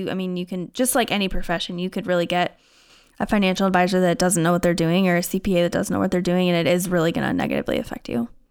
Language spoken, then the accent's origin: English; Iowa, United States; moved away as an adult; also born or lived in Minnesota; now in St. Louis Park, United States; I'm originally from Iowa, moved to Minnesota a couple years ago